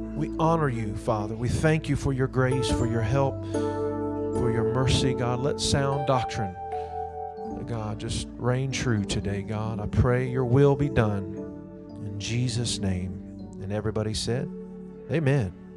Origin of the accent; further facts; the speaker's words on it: Indianapolis, Indiana, United States; having just grown up in the near northwest side of Indianapolis